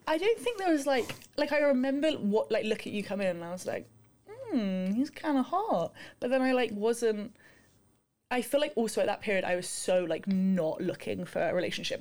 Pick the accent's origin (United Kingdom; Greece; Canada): United Kingdom; London; moved away; I'm from London.